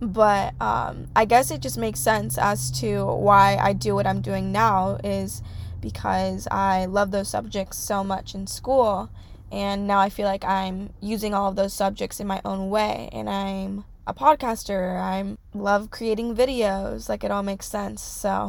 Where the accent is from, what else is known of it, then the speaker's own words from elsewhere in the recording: California, United States; I'm grateful that I grew up in California. California is so hard to leave because once you grow up here, it's like there's nothing better.